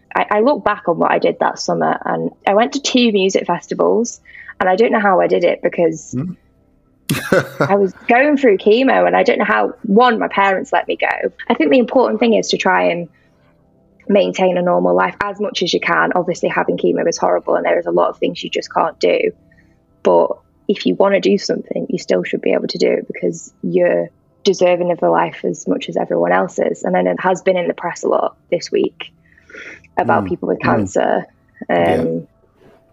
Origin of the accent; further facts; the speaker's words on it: North Wales, United Kingdom; moved away as an adult; now in Manchester, United Kingdom; I'm originally from North Wales, so I came here to for uni